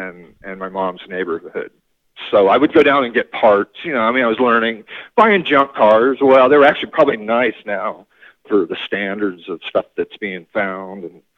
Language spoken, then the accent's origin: English; Norwalk, California, United States; All right, so I grew up in Norwalk. Actually, when I first moved to California, my parents were in the Navy, so we bounced around from, like, near a naval base my whole life.